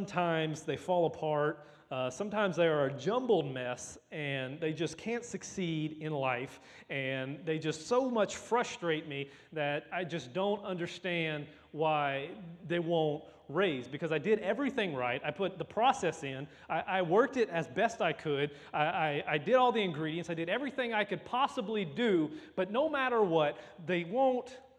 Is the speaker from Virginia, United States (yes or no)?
no; Louisiana, United States; I'm from Louisiana